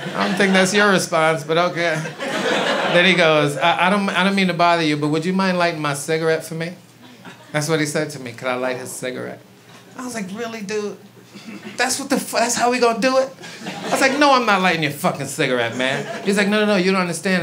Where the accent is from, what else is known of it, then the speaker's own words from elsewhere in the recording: New York, United States; also born or lived in St. Croix, U.S. Virgin Islands; I am from Brooklyn. I grew up in Brooklyn, East New York